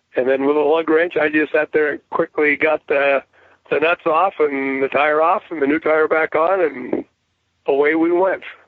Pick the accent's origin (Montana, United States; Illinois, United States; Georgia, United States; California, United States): Montana, United States; Bozeman; now in Three Forks, United States; I was born and raised in Bozeman, Montana, and uh, which is just 30 miles away from where I'm at now.